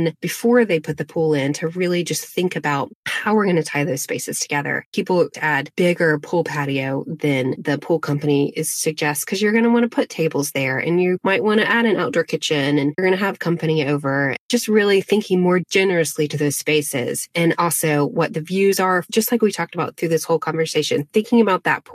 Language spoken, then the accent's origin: English; Asheville, North Carolina, United States; also born or lived in Arden, North Carolina; I was born in Asheville, North Carolina. My dad taught at a boys' boarding school called Christ School in Arden, North Carolina. We lived on campus